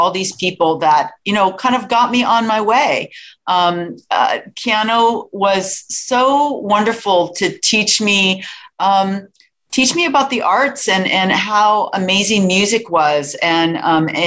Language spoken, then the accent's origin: English; Sunnyvale, California, United States; born or raised there; also born or lived in San Francisco, California